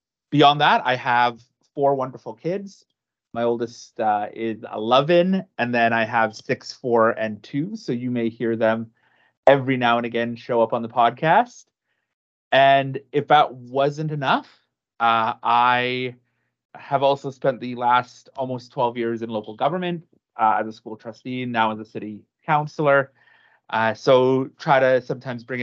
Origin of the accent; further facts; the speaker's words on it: Prince George, British Columbia, Canada; I am from Prince George, British Columbia, where I pretty much spent most of my life